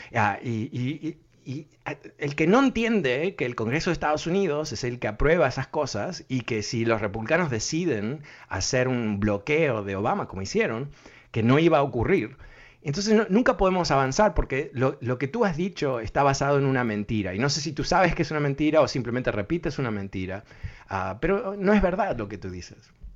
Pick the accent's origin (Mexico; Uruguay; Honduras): Uruguay; yo soy uruguayo